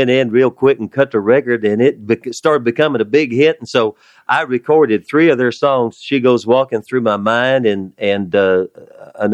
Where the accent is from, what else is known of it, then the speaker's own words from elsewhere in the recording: West Texas, United States; moved away as an adult; also born or lived in Nashville; I was from West Texas, a country music man